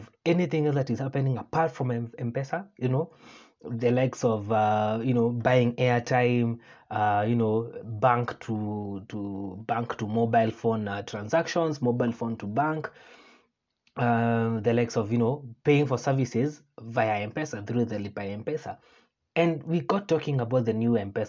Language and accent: English; Kenya; I, being one Kenyan